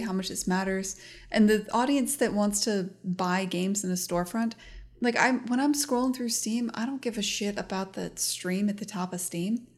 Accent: United States; as an American

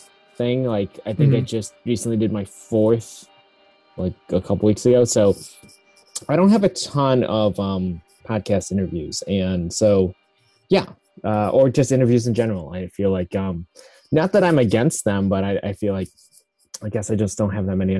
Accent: a little south of Syracuse, central New York, United States; now in Portland, United States; I actually grew up in upstate New York, in like central New York

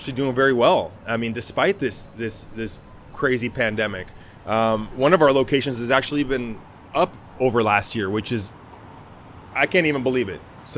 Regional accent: Tacoma, Washington, United States; St. Joseph Hospital, the hospital that I was born at in Tacoma

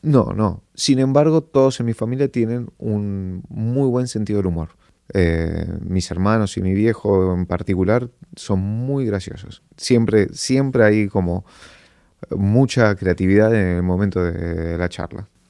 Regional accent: Argentina; somos de Argentina

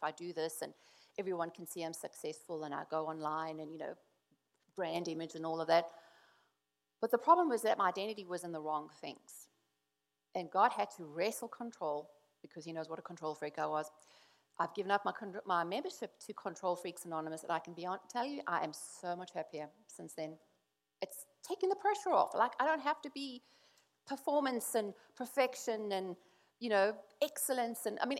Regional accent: South Africa; because we come from South Africa, and anyone knows South Africa was like, suck it up, buttercup, stop complaining, pull yourself together, right?

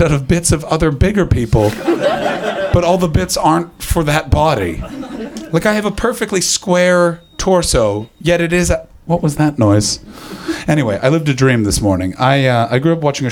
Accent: Canada; as a Canadian

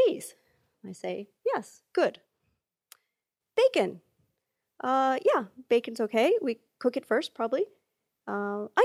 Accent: United States; I'm an American, but I'm half Italian

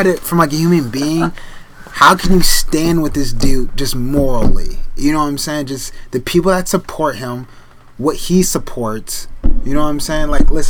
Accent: the North, United States

